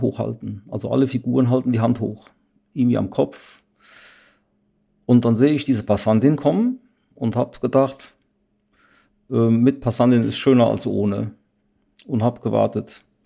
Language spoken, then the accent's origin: German; Siegen, North Rhine-Westphalia, Germany; meiner Heimatstadt Siegen